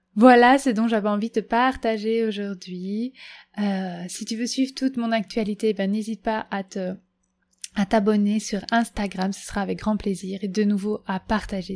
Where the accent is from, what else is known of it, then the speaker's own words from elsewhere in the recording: Belgium; chez moi en Belgique